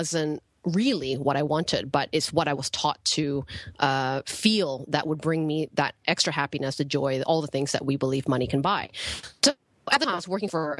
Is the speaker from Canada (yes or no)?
yes; Canada; moved away as an adult; also born or lived in Penang, Malaysia; now in Ubud, Indonesia; I grew up, I was born in Malaysia. I grew up in an island called Penang. And I moved to Canada when I was about 8 years old in the city